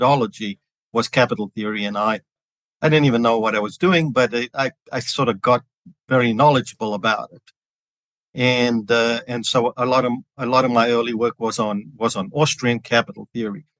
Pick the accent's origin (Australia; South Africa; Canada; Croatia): South Africa; Johannesburg, Gauteng; moved away as an adult; also born or lived in Chicago, United States; now in Dallas, United States; I was born and grew up in Johannesburg, South Africa, which explains my East Texas accent